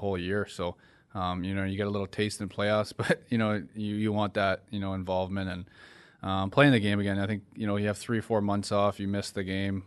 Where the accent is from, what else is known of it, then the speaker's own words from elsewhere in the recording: Ontario, Canada; now in Florida, United States; I'm from Ontario